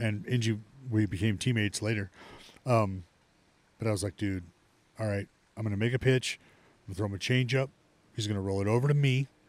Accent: Stockton, California, United States; I'm from Stockton

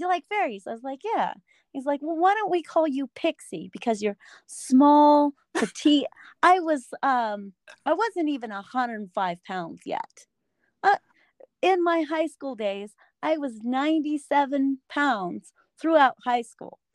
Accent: Denver, Colorado, United States; I'm from Denver, Colorado.

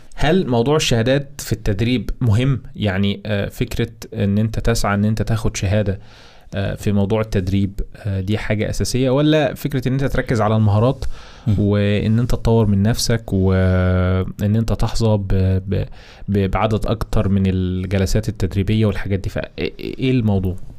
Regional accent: Egypt; عندنا في مصر

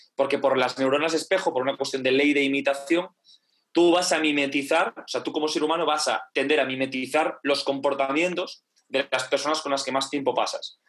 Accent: Galicia, Spain; soy gallego

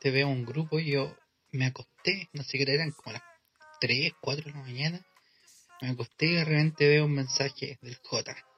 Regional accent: Chile; son como chilenas, y son como, como, son como del, lenguaje, como el hoyo que, manejamos nosotros

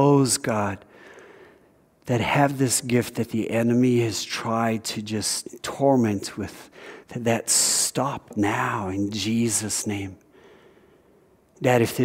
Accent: South Africa; moved away; Growing up in South Africa

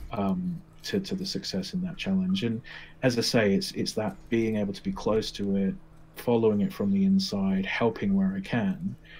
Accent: England, United Kingdom; moved away as an adult; now in United States; you can tell my voice. I'm from England. I'm living in America

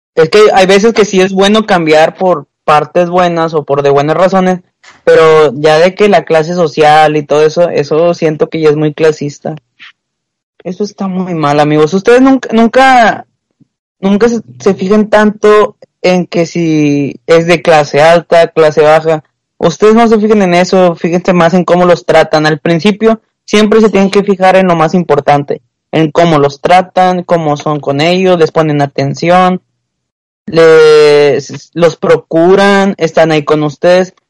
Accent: Monterrey, Nuevo León, Mexico; soy desde el mero Topo Chico

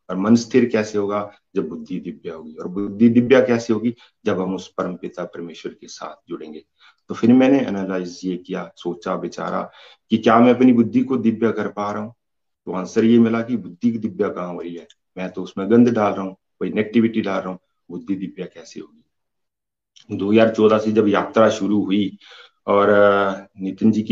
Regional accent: Himachal Pradesh, India; basically मैं हिमाचल प्रदेश तहसील रोजी का रहने वाला हूँ

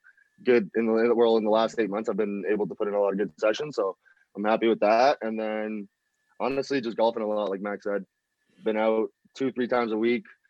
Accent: Colombia; I'm Colombian

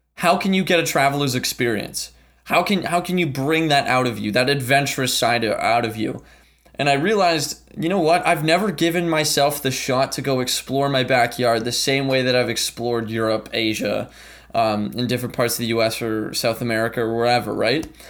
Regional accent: Ottawa, Ontario, Canada; also born or lived in St. John's, Newfoundland and Labrador, Canada; I was born in Saint John's, Newfoundland, uh, came to Ottawa, Canada in two thousand when I was about four years old.

